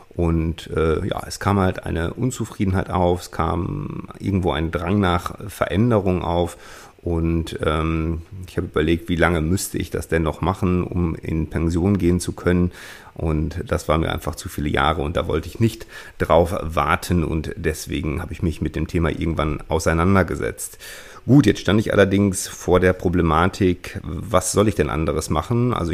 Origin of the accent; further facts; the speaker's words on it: North Rhine-Westphalia, Germany; Ich bin, wie gesagt, 1978 geboren, aufgewachsen in der Nähe von Münster